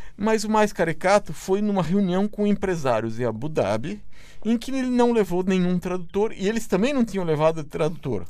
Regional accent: Brazil; enquanto brasileiro

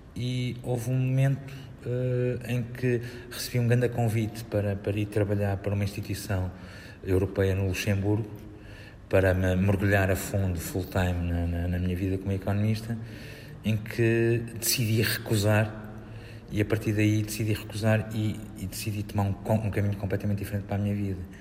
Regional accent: Vila do Conde, Norte, Portugal; also born or lived in Águeda, Bairrada; Foi lá que eu cresci. Não, sou, não, não nasci em Vila de Conde, mas eu, eu nasci em Águeda, eu sou bairradino

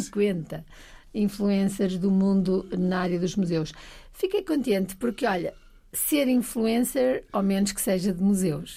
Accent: Bragança, Norte, Portugal; moved away as an adult; also born or lived in Alentejo; cresci em Trás-os-Montes, cresci em Bragança

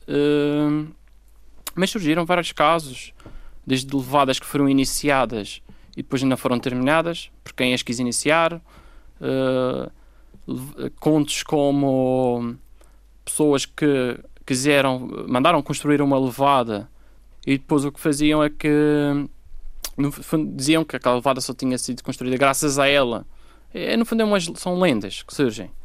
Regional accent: Madeira, Portugal; nós, como madeirenses

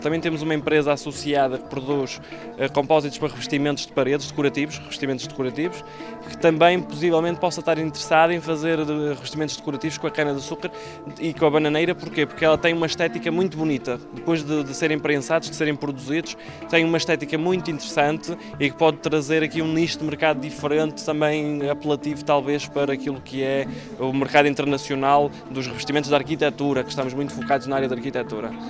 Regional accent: Canhas, Madeira, Portugal; also born or lived in Venezuela; Sou daqui dos Canhas, fui, eu nasci na Venezuela, mas fiquei desde, desde os 5 anos que, que estou cá na, na, nos Canhas. Cresci

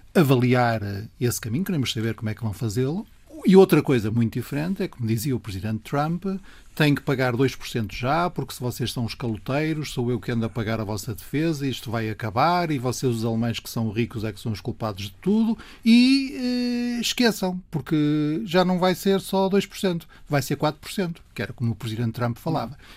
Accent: Porto, Norte, Portugal; eu sou do Porto, a chuva faz parte do meu ambiente.

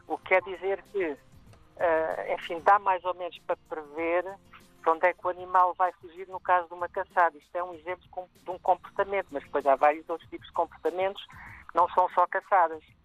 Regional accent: Portugal; moved away as an adult; also born or lived in Cuba / Brazil / South Africa; now in Kenya; saí de Portugal, vivi cinco anos em Cuba, depois muitos anos no Brasil, na África do Sul e agora estou no Quênia há mais de quatro anos

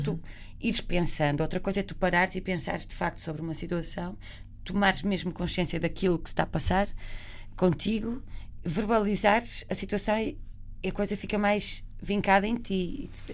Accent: Barcelos, Norte, Portugal; moved away; Nós somos de Barcelos, a minha mãe trabalhava muito perto de Famalicão

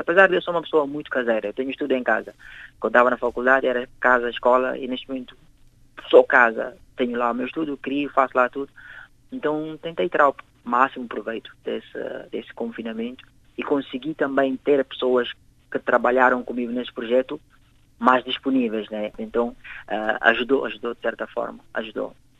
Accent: Guinea-Bissau; moved away as an adult; now in Portugal; Eu vivo cá em Portugal há 10 anos, cresci, passei a minha vida, a minha infância toda na Guiné.

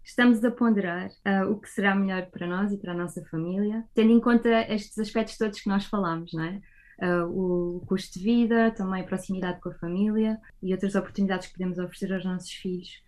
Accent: Portugal; moved away as an adult; now in Germany; sendo que eu cresci em Portugal, passei aqui a minha infância, a minha adolescência e grande parte do início da minha vida adulta

